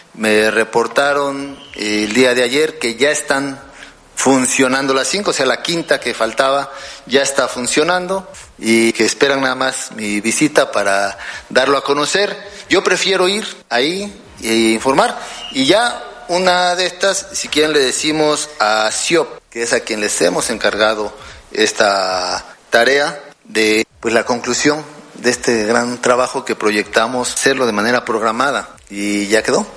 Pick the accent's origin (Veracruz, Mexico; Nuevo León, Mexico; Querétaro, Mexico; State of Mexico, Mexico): Veracruz, Mexico; Jarocho; sentirnos orgullosos de ser jarochos